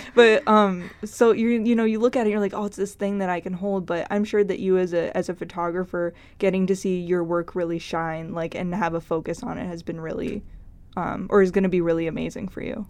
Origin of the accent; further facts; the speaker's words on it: Grand Forks, North Dakota, United States; moved away; my hometown newspaper, the Grand Forks Herald